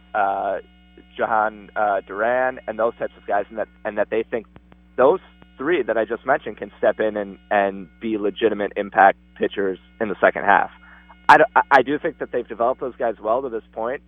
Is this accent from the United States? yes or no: yes; Minneapolis, Minnesota, United States; moved away; also born or lived in West Coast / East Coast; I I was born and raised in Minneapolis